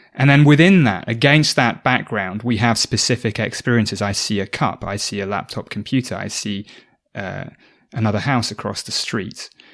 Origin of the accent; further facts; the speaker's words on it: South Oxfordshire, South East England, United Kingdom; I grew up in South Oxfordshire in the U K